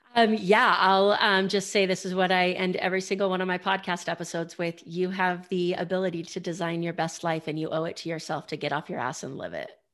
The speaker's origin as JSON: {"language": "English", "region": "Idaho", "country": "United States", "tie": "born or raised there", "said": "I grew up in Idaho"}